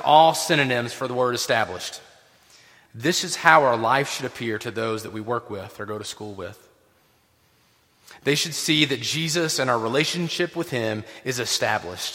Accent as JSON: {"language": "English", "region": "Tennessee", "country": "United States", "tie": "born or raised there", "said": "I grew up in Tennessee"}